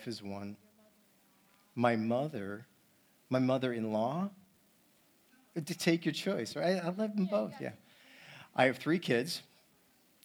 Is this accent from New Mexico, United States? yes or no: no; Syracuse, New York, United States; moved away; I grew up in New York, but not that area of New York. I grew up near the Cuse, a long ways from here, where it snows